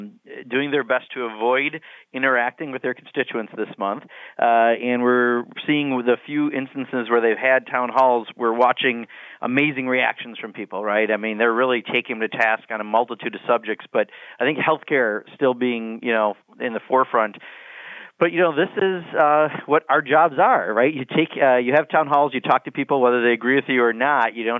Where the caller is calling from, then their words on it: Beloit, Wisconsin, United States; I'm calling you from Beloit, Wisconsin, at the southern tip of my district in Rock County